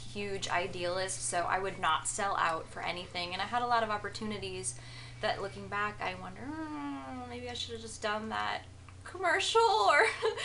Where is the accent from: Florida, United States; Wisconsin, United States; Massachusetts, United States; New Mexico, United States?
Massachusetts, United States; Boston; moved away as an adult; also born or lived in New York / Los Angeles; now in San Francisco, United States; I was in New York, but I'm originally from Boston.